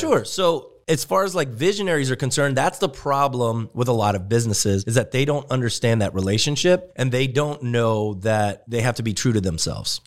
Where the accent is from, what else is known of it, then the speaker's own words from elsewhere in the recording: Germany; moved away; me growing up in Germany